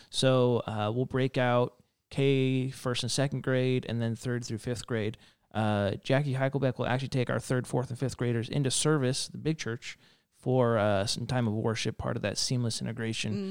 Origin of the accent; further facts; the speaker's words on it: Reno, Nevada, United States; moved away as an adult; I grew up in Reno, Nevada, not Nevada.